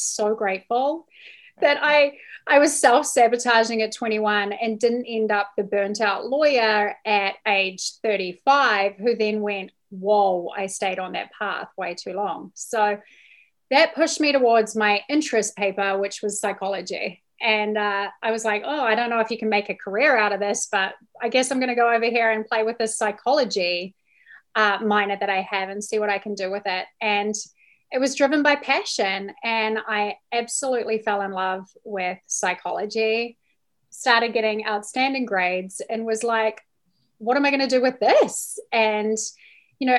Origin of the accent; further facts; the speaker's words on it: New Zealand; moved away as an adult; now in United States; So I am from New Zealand